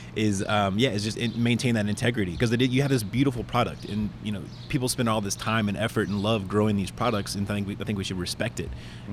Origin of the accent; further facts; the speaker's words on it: Lawrence, Kansas, United States; moved away as an adult; now in Atlanta, United States; my hometown school system in Lawrence, Kansas